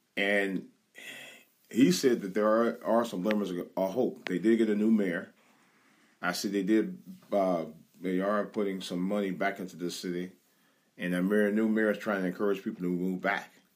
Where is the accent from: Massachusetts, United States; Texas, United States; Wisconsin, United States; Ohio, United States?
Ohio, United States; Cleveland; moved away; that's my home, my hometown territory around there, my home base